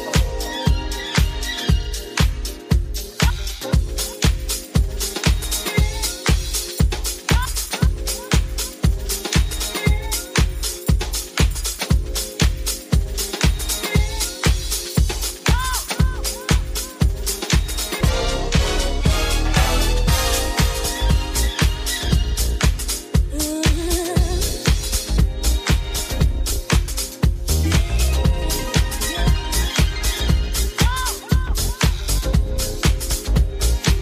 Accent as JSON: {"language": "English", "town": "New York City", "region": "New York", "country": "United States", "tie": "born or raised there", "moved": "yes", "lives_now": "Atlanta, United States", "said": "I was born and raised in the Bronx and I grew up with house music"}